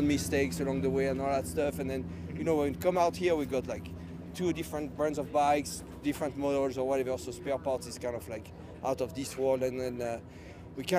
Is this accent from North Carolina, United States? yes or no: no; Kansas, United States; we are from Kansas